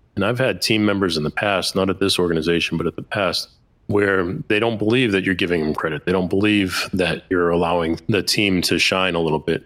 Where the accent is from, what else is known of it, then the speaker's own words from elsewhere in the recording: Boston, Massachusetts, United States; I'm an Italian from Boston